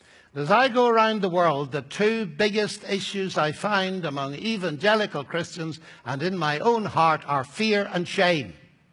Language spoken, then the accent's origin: English; Northern Ireland, United Kingdom; I'm an Irishman, you see. So I have to watch my temperament.